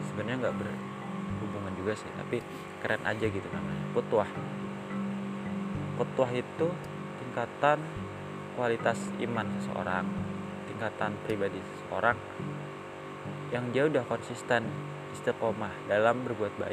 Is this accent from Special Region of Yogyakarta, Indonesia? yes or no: yes; Yogyakarta, Special Region of Yogyakarta, Indonesia; nama aku asal dari Yogyakarta